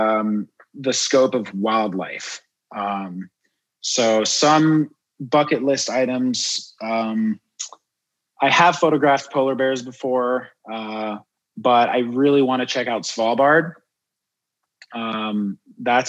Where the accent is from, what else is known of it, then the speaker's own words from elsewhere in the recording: Miami, Florida, United States; also born or lived in France / Juneau, Alaska; I'm originally French, grew up in Miami, but I was born in France